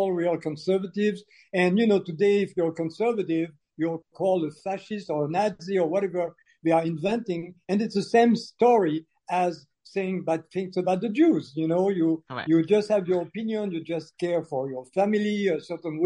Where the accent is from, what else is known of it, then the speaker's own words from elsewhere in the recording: Algeria; moved away; also born or lived in France; I was born in Algeria when Algeria was still part of France, and because of the decolonization process, my family was expelled.